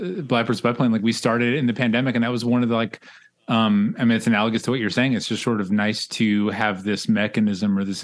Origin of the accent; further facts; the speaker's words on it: New York City, New York, United States; moved away as an adult; also born or lived in Staten Island, New York; now in Oakland, United States; born in Brooklyn